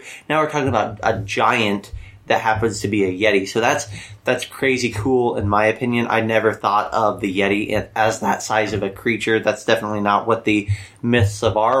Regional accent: Midwest, United States; we are from the Midwest

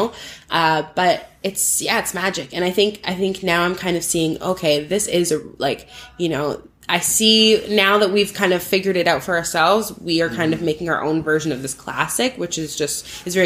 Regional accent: Burlington, Ontario, Canada; also born or lived in Toronto / Oakville; I moved to like right on the border. It's like Burlington, Oakville, that area.

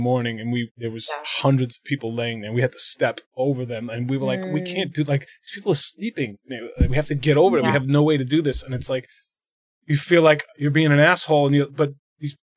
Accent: New York, United States; I'm a New Yorker

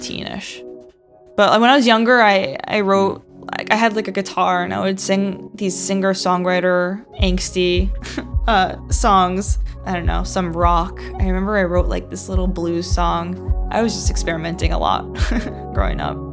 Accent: New Jersey, United States; also born or lived in England; now in New York, United States; I am from New Jersey initially, but I moved to New York in 2010 and I've been there since

